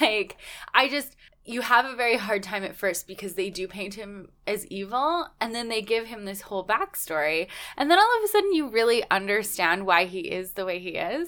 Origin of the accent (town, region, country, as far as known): Canada